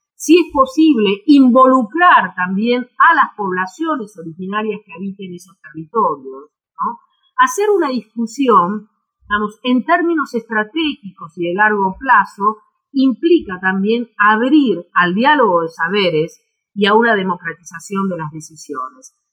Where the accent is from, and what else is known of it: Argentina